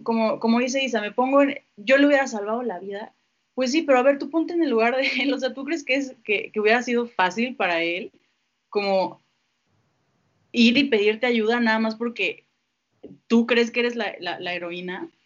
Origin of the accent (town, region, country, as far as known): Mexico